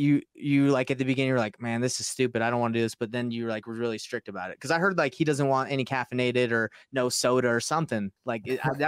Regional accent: Utah, United States; So yeah, because I'm from Utah, right? So they talk about him a lot.

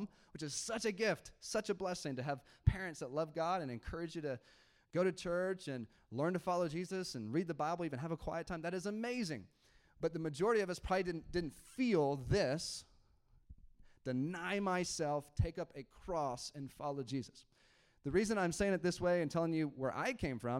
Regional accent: United States; Okay, so I'm American. All right, I grew up in the American church.

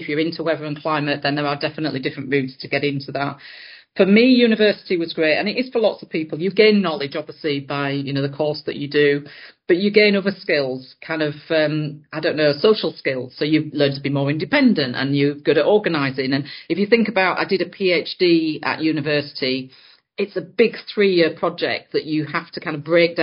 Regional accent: Yorkshire and the Humber, United Kingdom; I grew up in Yorkshire on top of the Pennines, so quite high up in the hills there.

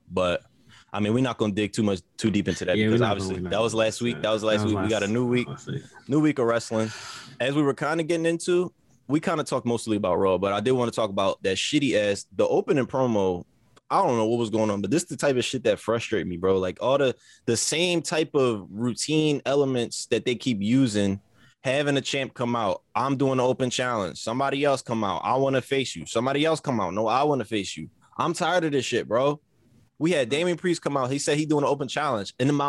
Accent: St. Louis, Missouri, United States; Growing up in St. Louis, I used to escape to the park because I grew up hard. I grew up around a whole bunch of Crips and drugs and guns and shit.

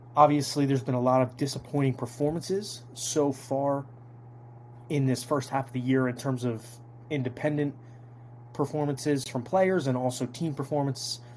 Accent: Toms River, New Jersey, United States; I'm actually from Tom's River, so Ron Marinaccio, right, you know, around me, he went to Tom's River North. I went to Tom's River South

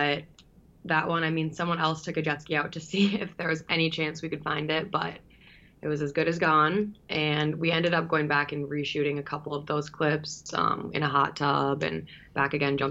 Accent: Bloomington, Minnesota, United States; I grew up in Bloomington, Minnesota

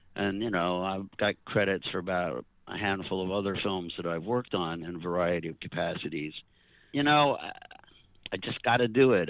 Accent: New York, United States; I, I grew up in New York

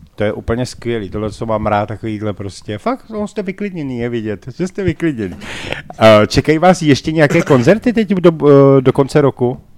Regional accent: Prague, Czechia; my Pražáci

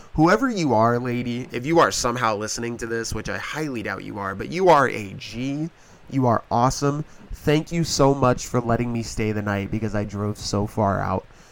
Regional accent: Pennsylvania, United States; I'm from Pennsylvania

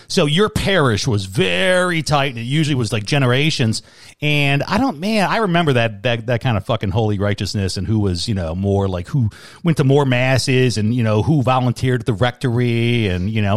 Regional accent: Chicago, Illinois, United States; I grew up in Chicago

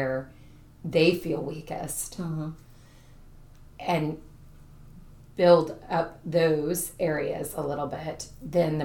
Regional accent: Brooksville, Florida, United States; born or raised there; also born or lived in Jacksonville, Florida

